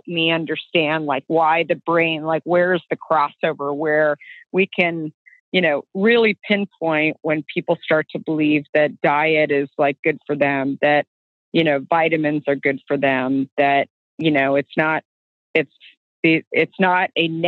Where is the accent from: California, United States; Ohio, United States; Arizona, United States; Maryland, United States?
Arizona, United States; I grew up in Arizona